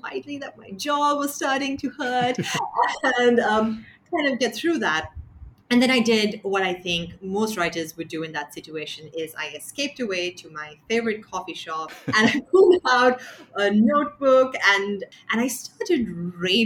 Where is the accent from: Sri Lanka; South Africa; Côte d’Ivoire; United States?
Sri Lanka; growing up in Sri Lanka